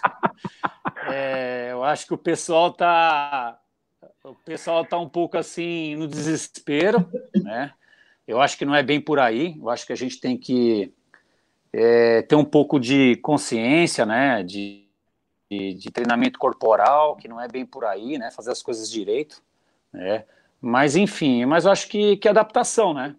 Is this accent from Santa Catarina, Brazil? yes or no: no; near Atibaia, São Paulo, Brazil; sou de São Paulo, próximo a Tibaia